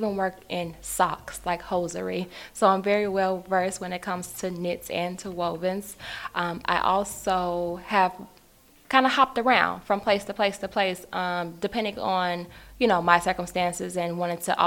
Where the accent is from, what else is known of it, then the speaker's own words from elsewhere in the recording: Chicago, Illinois, United States; I am originally from Chicago